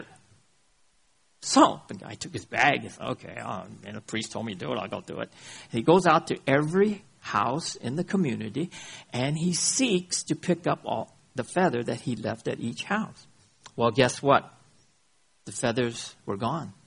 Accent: United States; I come from America, the scandal box of the world

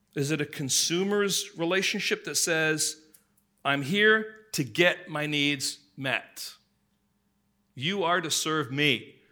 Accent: England, United Kingdom; growing up in England

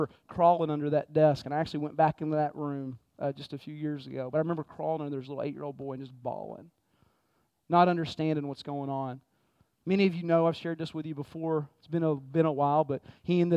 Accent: Texas, United States; moved away; I grew up in Texas, man, and my dad was my hero

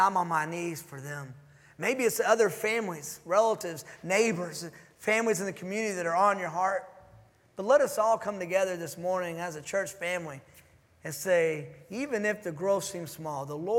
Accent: Dallas, Texas, United States; moved away as an adult; now in Houston, United States; I'm from Dallas, but we're in Houston

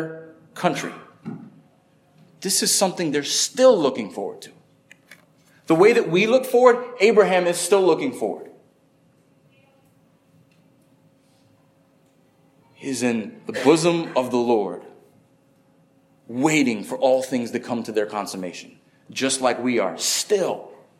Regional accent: upstate New York, United States; now in Florida, United States; I grew up in upstate New York

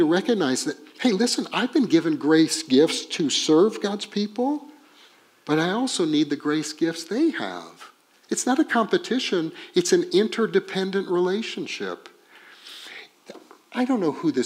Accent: Texas, United States; And we're from Texas

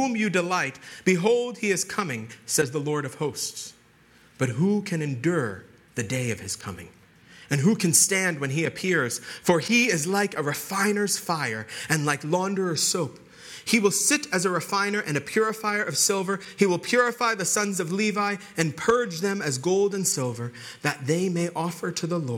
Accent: Long Island, New York, United States; moved away; I grew up on Long Island.

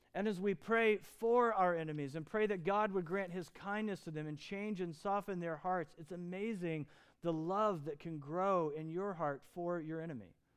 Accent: Lafayette, Indiana, United States; I was born in Lafayette, Indiana, to Joe and to Don

